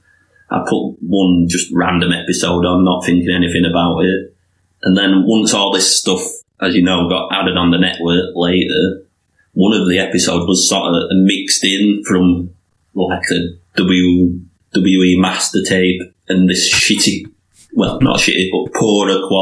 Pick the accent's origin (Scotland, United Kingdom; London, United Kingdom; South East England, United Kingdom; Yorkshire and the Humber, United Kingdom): Yorkshire and the Humber, United Kingdom; near Leeds; it's like within 20-minute drive of there in York, in Yorkshire